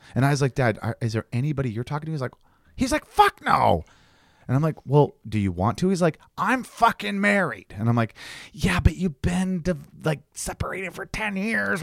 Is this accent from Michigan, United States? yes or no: yes; two hours from Detroit, Michigan, United States; born or raised there; moved away